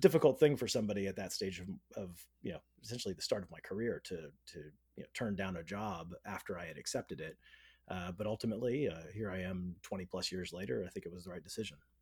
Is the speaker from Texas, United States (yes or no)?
no; Northern California, United States; I grew up in Northern California